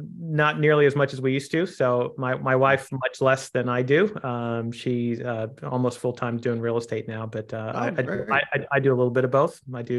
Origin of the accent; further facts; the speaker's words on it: Kansas City, United States; So I grew up in Kansas City, a son of two Indian immigrants, and tried to play baseball when I was young.